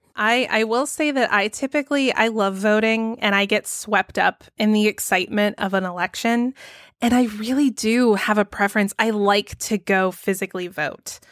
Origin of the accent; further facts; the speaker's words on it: Georgia, United States; my home state of Georgia